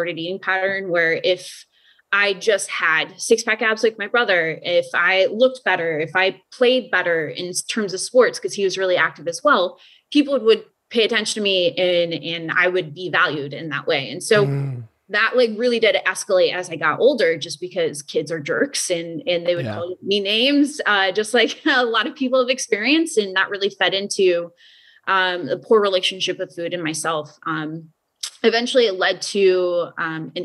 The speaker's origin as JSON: {"language": "English", "town": "Omaha", "region": "Nebraska", "country": "United States", "tie": "born or raised there", "said": "born and raised in Omaha, Nebraska"}